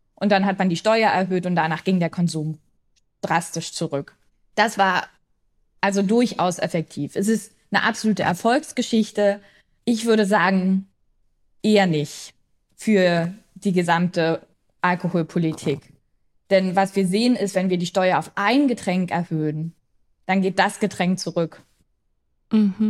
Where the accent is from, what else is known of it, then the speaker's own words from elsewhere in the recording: East Germany, Germany; ich komme aus Ostdeutschland, ich bin sehr viel mit diesen Erzählungen groß geworden